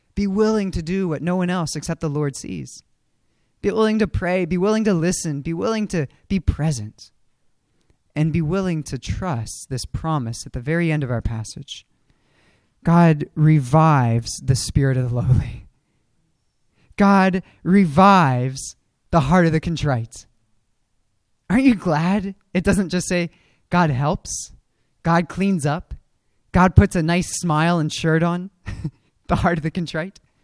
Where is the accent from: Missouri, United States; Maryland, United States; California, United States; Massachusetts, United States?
Maryland, United States; Frederick; I grew up in Frederick